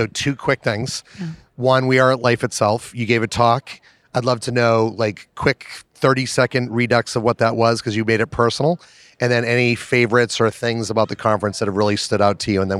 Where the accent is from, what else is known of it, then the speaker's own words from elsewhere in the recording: Melrose, Massachusetts, United States; I grew up in Melrose, so I know where North Reading is